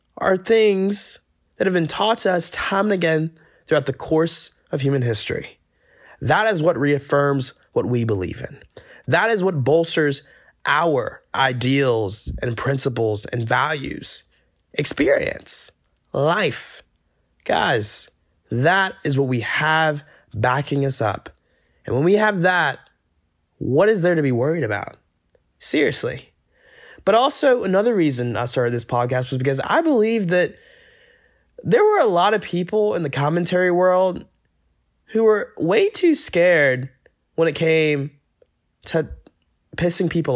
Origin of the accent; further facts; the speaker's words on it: Georgia, United States; moved away; my home state of Georgia